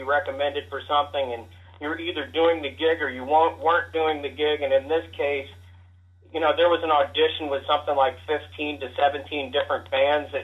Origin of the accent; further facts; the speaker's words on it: Kansas City, Missouri, United States; now in Los Angeles, United States; growing up in Kansas City